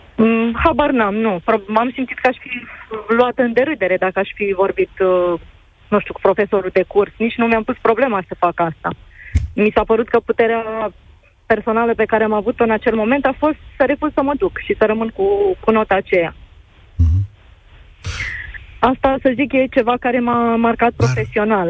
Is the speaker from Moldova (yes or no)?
yes; Moldova; eu sunt din Basarabia